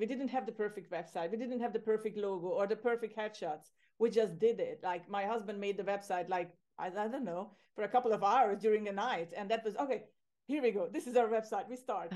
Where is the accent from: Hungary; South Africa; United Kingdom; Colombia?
Hungary; moved away as an adult; also born or lived in Ireland; now in Cyprus; I'm originally from Hungary, from Central Europe